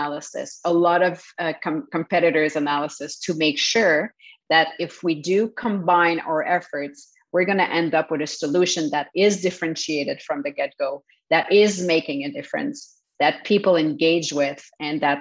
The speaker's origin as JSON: {"language": "English", "town": "Montreal", "region": "Quebec", "country": "Canada", "tie": "born or raised there", "also_born_or_lived": "Kelowna, British Columbia", "second_language": "English", "moved": "as an adult", "lives_now": "Montreal, Canada", "said": "I was raised in Montreal, so I'm definitely French Canadian."}